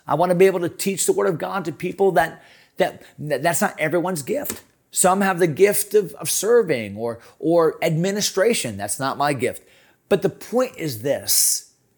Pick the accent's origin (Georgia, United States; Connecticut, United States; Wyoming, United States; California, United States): Connecticut, United States; now in Virginia, United States; I grew up in Connecticut